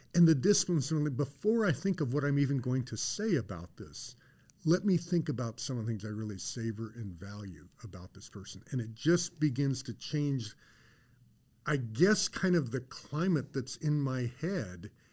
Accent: Colorado, United States; I grew up in Colorado.

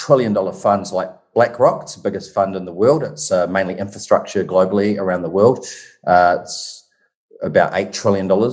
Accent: New Zealand; accent: Kiwi; moved away as an adult; also born or lived in Currumbin Beach, Australia; now in Gold Coast, Australia; I moved to Australia 10 years ago from New Zealand, if you haven't picked up on my Kiwi accent

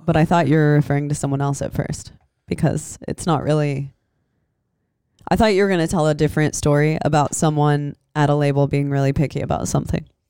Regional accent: Des Moines, Iowa, United States; also born or lived in Los Angeles; now in Santa Cruz, United States; I grew up in Des Moines

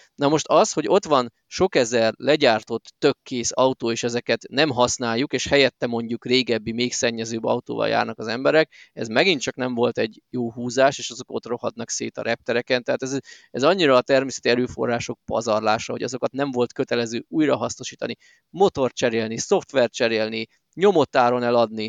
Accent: Miskolc, Borsod-Abaúj-Zemplén, Hungary

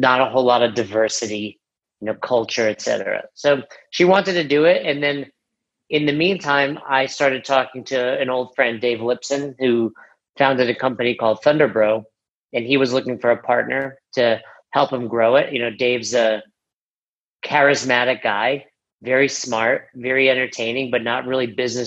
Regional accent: New York, United States; moved away as an adult; also born or lived in Florida; now in Colorado, United States; I'm from New York and I've been there, you know, 35 of my years at that time

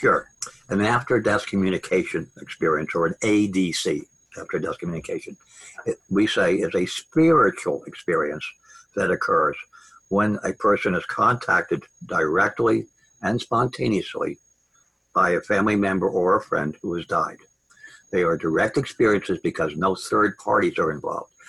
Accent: Long Island, Manhattan, New Jersey, Northeast, United States; I grew up on Long Island and in Manhattan, New Jersey, Northeast, in other words

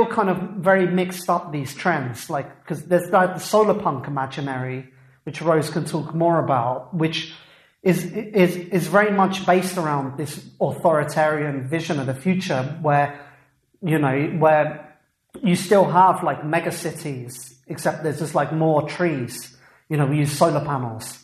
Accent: England, United Kingdom; I come from England where that movement started

